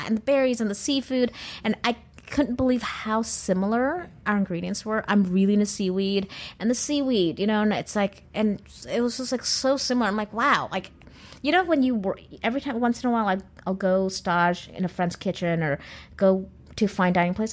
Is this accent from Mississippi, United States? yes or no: no; California, United States; I'm Californian